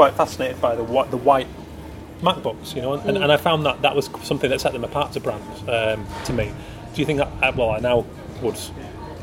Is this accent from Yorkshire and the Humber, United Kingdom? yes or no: yes; Keighley, Yorkshire and the Humber, United Kingdom; as a lad growing up in Keighley, a small West Yorkshire town in the 80s or in the early 90s